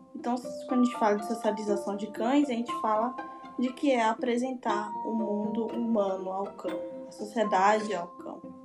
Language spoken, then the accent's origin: Portuguese; Salvador, Bahia, Brazil; eu sou de Salvador, estudante de zootecnia na UFBA